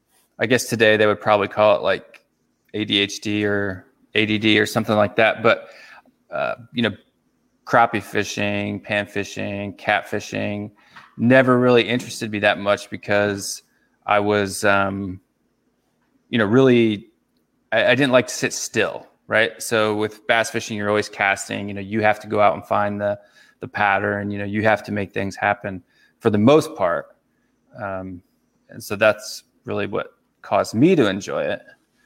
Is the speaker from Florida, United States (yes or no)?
no; Missouri, United States; also born or lived in Kansas City / St. Louis; I'm from Missouri.